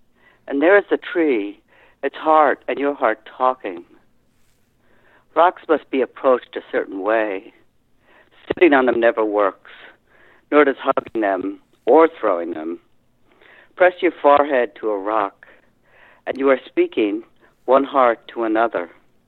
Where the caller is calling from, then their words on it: Massachusetts, United States; Cape Cod.